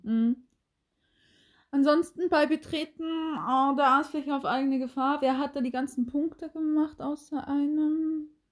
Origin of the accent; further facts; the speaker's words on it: Oldenburg, Lower Saxony, Germany; ich komme aus Oldenburg